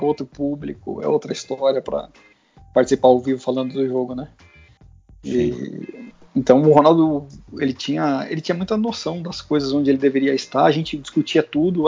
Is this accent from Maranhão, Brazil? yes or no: no; Guarulhos, São Paulo, Brazil; eu sou de Guarulhos, sou filho de pai e mãe professor da rede pública